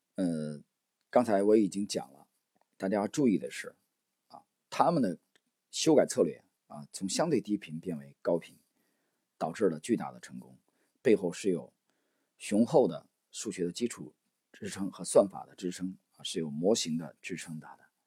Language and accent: Chinese; China; 我们中国人